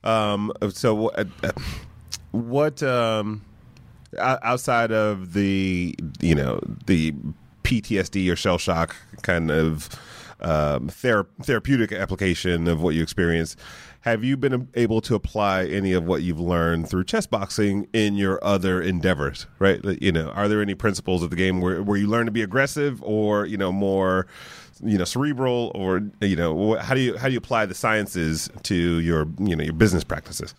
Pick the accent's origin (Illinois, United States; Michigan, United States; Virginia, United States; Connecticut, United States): Michigan, United States; Detroit; moved away as an adult; I grew up in Detroit